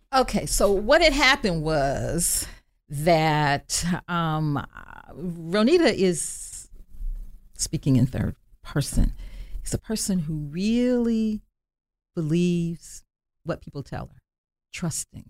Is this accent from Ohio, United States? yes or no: yes; Dayton, Ohio, United States; I was born on Home Avenue in West Dayton, and then we moved to Residence Park in the mid-fifties